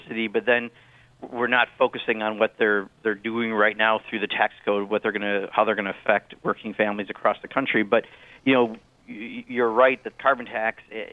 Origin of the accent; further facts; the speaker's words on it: Wisconsin, United States; back in my home state of Wisconsin